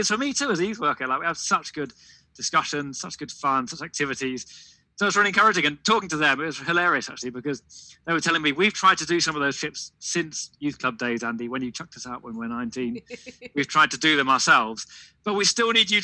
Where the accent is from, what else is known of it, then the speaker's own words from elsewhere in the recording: Devon, South West England, United Kingdom; moved away as an adult; also born or lived in Tower Hamlets, London; now in London, United Kingdom; I grew up in Devon, so it's a very different environment from London.